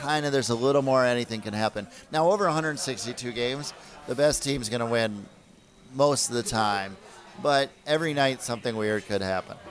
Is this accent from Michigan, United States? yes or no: no; Minnesota, United States; now in New York, United States; I grew up in Minnesota